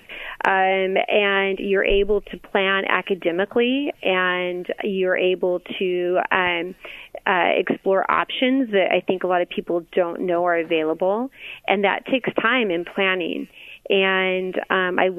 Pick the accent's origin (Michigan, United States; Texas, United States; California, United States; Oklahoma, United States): California, United States; Lancaster; I grew up in Lancaster, California